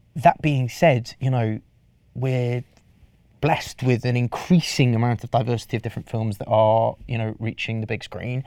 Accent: Welsh, Wales, United Kingdom; I'm Welsh

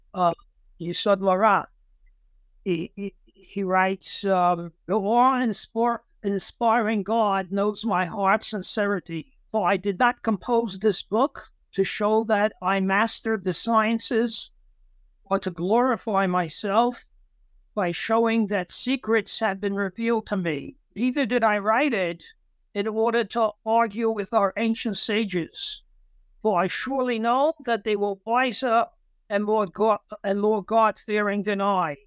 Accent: New York City, New York, United States; I grew up in Brooklyn, New York, in a neighborhood known as Brownsville, which was a Jewish neighborhood.

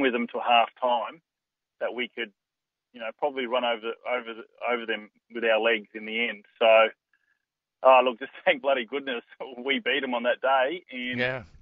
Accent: Adelaide, South Australia, Australia; moved away as an adult; also born or lived in Melbourne; my home state of, of South Australia, in in, in Adelaide

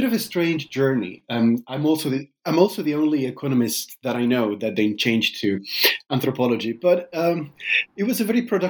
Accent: Buenos Aires, Argentina; moved away; My first degree was economics, which I did back in Buenos Aires, which is my hometown.

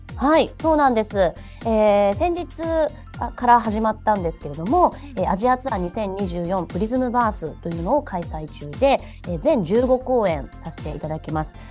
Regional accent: Nagoya, Aichi, Japan; 私しかも名古屋人なので

